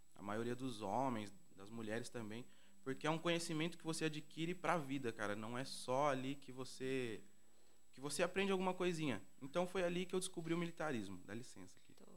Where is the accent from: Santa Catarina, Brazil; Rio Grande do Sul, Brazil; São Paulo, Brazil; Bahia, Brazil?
São Paulo, Brazil; Campinas; cresci aqui no Vila União